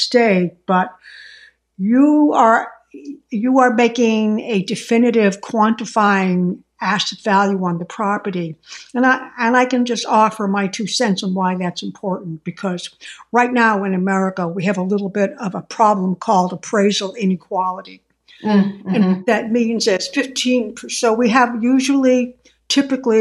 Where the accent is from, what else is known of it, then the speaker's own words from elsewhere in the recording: Boston, Massachusetts, United States; I'm from Boston